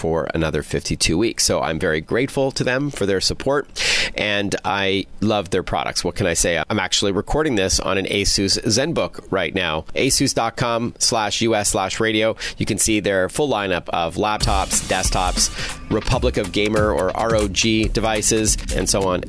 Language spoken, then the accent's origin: English; Toronto, Ontario, Canada; my hometown of Toronto